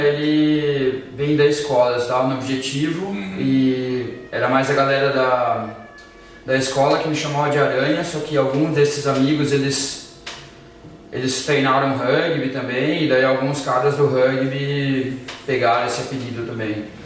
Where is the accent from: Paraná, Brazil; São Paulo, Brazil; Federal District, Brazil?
São Paulo, Brazil; São Carlos; moved away as an adult; now in Germany; sou de São Carlos, atualmente estou morando na Alemanha